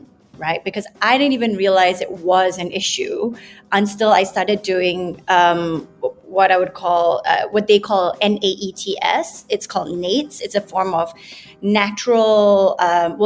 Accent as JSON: {"language": "English", "country": "Malaysia", "tie": "born or raised there", "also_born_or_lived": "United Kingdom", "said": "I come from Malaysia, lived there most of my life, and studied in the UK."}